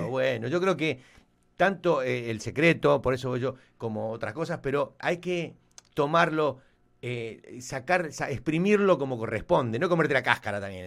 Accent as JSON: {"language": "Spanish", "country": "Argentina", "tie": "born or raised there", "moved": "as an adult", "lives_now": "Miami, United States", "said": "nosotros somos, nacimos en Argentina, digo, vivimos acá hace muchos, muchos años"}